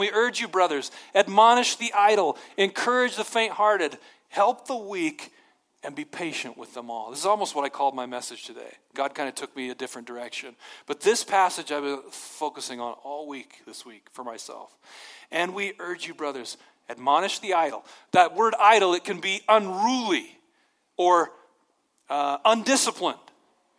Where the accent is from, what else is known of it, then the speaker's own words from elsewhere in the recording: Montana, United States; Nobody's over me. I'm from Montana. I'm my own thing.